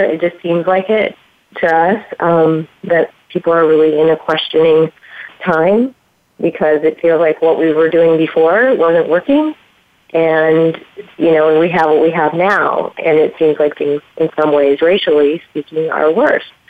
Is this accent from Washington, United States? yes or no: no; Michigan, United States; where actually where I grew up in Michigan